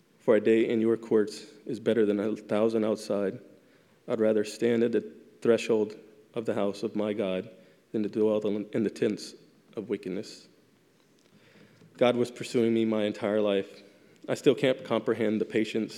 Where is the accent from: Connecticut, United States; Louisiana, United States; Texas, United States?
Louisiana, United States; moved away as an adult; also born or lived in South Carolina; I was transferred 2 years later to my home state of Louisiana.